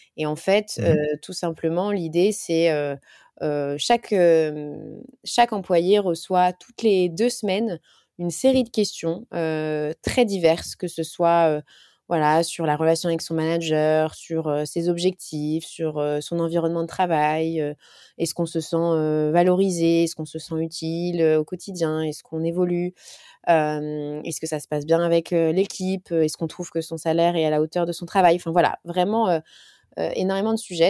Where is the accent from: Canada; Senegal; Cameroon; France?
France; en tant que Français